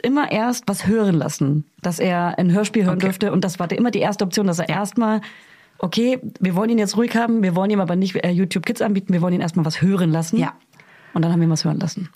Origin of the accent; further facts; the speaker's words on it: Hof, Bavaria, Germany; moved away; Ich komme ja aus Hof, also bisschen aus dem Umland.